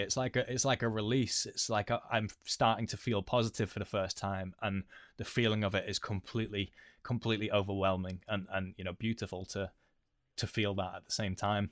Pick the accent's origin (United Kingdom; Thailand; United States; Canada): United Kingdom; we are British